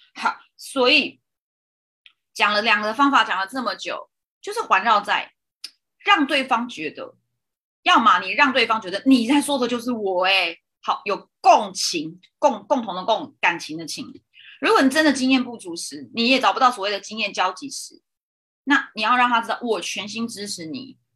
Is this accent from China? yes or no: no; Zhongli, Taoyuan, Taiwan; moved away; 我自己在回中立，就是我的老家